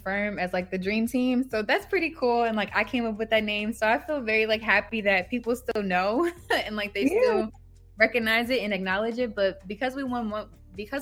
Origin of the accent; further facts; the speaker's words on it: Georgia, United States; also born or lived in New Orleans, Louisiana; I grew up in Georgia